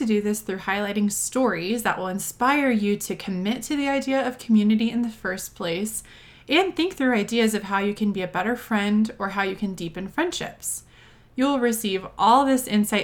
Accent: Texas, United States; moved away as an adult; now in Denver, United States; I'm originally from Texas

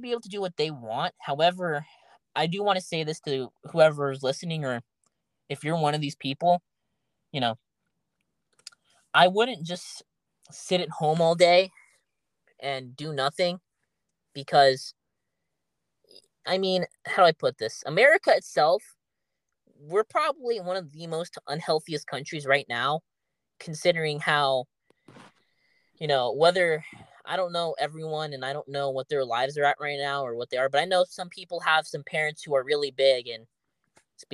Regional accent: United States; as an American

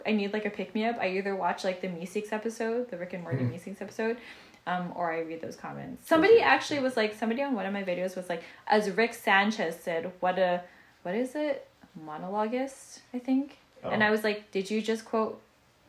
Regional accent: Canada; They know I'm from Canada

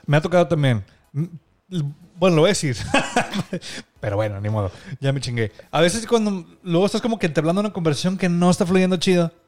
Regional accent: Monterrey, Nuevo León, Mexico; nosotros somos de Monterrey, Nuevo León. Bueno, ella y yo, o sea, Denise y yo

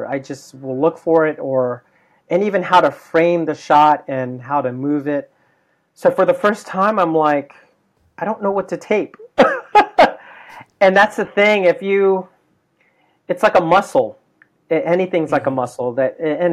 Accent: United States; as an American, born American Filipino

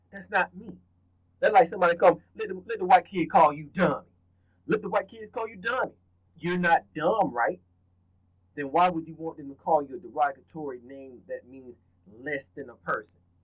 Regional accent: the South, United States; I'm from the South

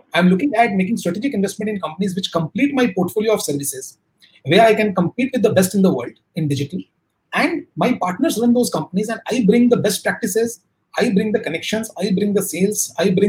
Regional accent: Kolkata, West Bengal, India; I come from Kolkata, which is slow moving

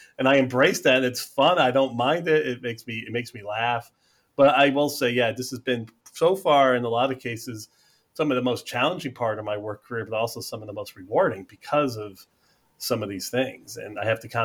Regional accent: United States; being American

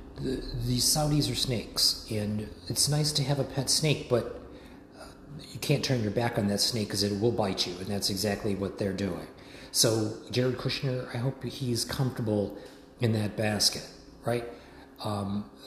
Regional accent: United States; as an American

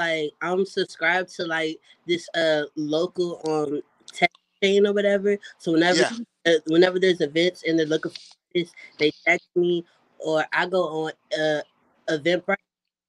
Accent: Maryland, United States; I come from Maryland, 301, all day.

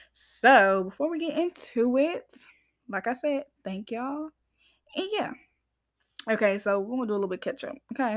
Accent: Georgia, United States; I'm from Georgia, y'all, as I say. A lot of people think I'm from up north, but I'm not from up north. Georgia gal

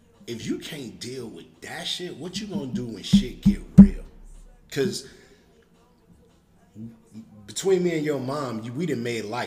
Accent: Chicago, Illinois, United States; I'm from Chicago

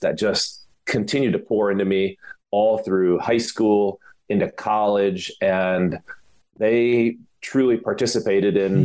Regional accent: Michigan, United States; moved away; come from a home that my dad was a minister. He was a pastor up in Michigan. And so again, being a middle child, small town

